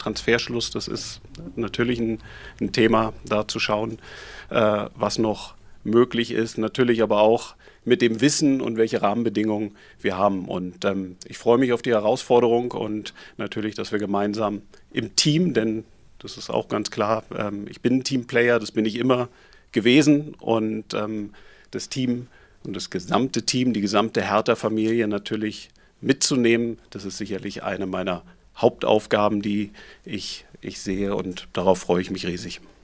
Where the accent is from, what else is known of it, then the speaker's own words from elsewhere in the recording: Berlin, Germany; Ich bin Berliner